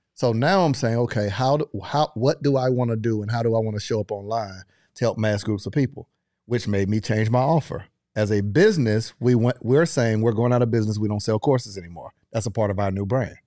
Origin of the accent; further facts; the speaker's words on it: Panama City, Florida, United States; I grew up in Panama City, Florida, thirty minutes away from Alabama, Mississippi